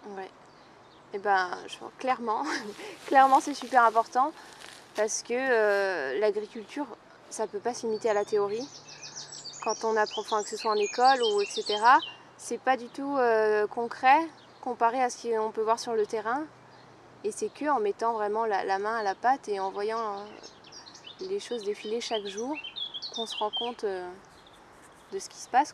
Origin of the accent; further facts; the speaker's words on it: Vosges, Grand Est, France; now in Brittany, France; je viens des Vosges, il y a de la forêt partout